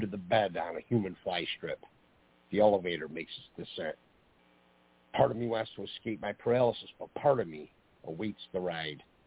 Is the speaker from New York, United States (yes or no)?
yes; Geneva, New York, United States; I grew up in Geneva, New York